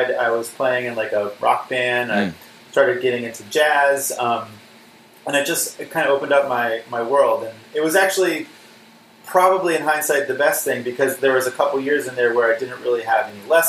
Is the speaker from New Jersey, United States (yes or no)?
yes; Princeton, New Jersey, United States; also born or lived in Pittsburgh, Pennsylvania; I was born in 1980, and I grew up in mostly in Princeton, New Jersey, although I was in Pittsburgh when I was under five